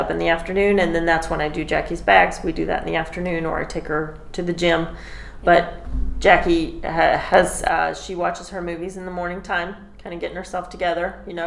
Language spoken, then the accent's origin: English; Branson, Missouri, United States; Where I come from, I'm from Branson.